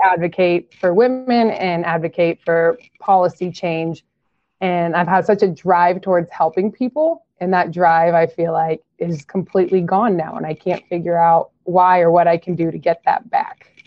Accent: Nebraska, United States; I am from Nebraska

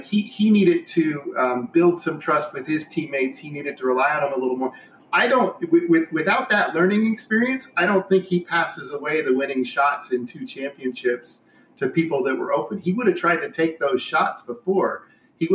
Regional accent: Indiana, United States; born and raised in Indiana

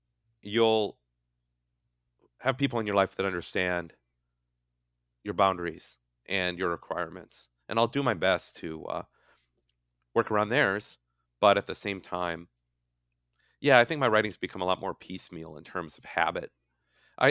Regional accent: Midwest, United States; now in California, United States; I had never really written about my life as a Midwesterner in California and what that's been like and what it was like moving here.

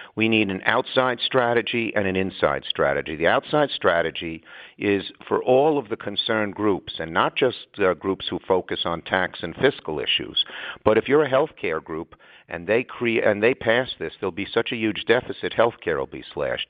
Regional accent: New York, United States; I'm a New Yorker

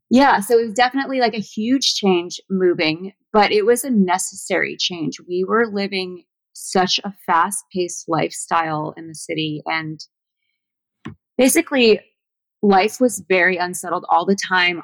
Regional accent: between Malibu and Los Angeles, Southern California, United States; moved away as an adult; also born or lived in Washington; I was born in Southern California, but I was raised on an ashram

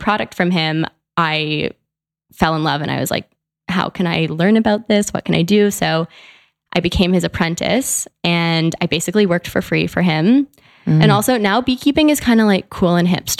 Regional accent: Canada; also born or lived in Vancouver, Canada; I'm from Canada, so I went to school in Vancouver.

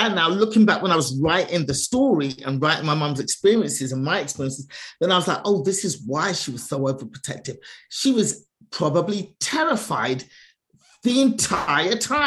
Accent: London, United Kingdom; I was born in England, born and raised in England

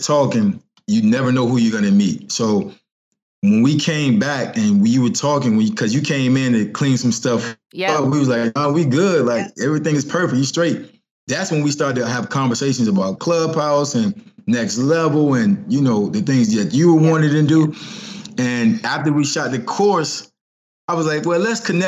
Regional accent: Norfolk, Virginia, United States; now in Baltimore, United States; I'm from Virginia. Norfolk, 757

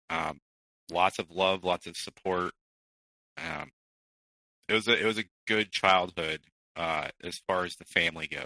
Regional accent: Midwest, United States; born there; I was born in the Midwest.

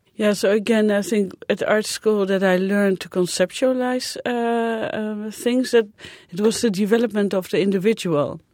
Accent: Netherlands; moved away; I'm from the Netherlands, which is a small country

